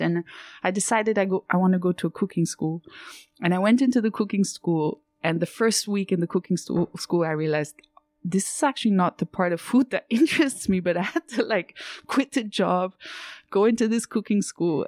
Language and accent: English; Zurich, Switzerland; moved away as an adult; also born or lived in New York / Piedmont, Italy; I was born in Zurich and I was raised just outside of Zurich